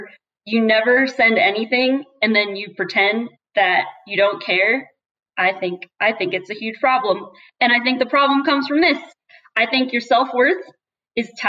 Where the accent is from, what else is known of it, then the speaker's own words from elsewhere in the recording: Cincinnati, Ohio, United States; also born or lived in New Jersey; now in Salt Lake City, United States; And I'm from Ohio. I'm from Cincinnati